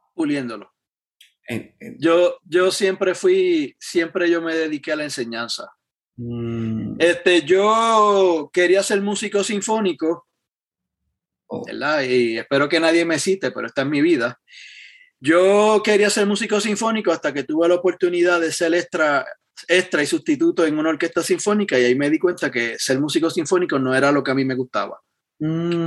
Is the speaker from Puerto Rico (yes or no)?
yes; Yauco, Puerto Rico; moved away as an adult; yo me crié en el pueblo de Yauco, allá en Puerto Rico.